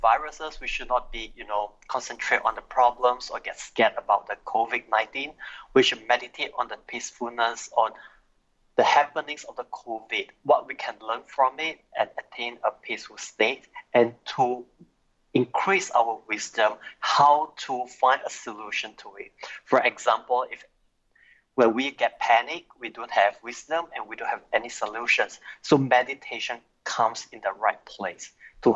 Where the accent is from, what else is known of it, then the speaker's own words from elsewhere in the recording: Singapore; I'm from Singapore